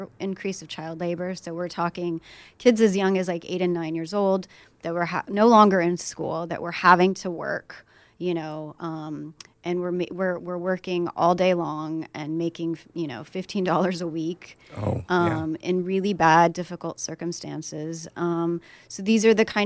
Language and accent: English; Syria; now in United States; I am from Syria. I'm Syrian-American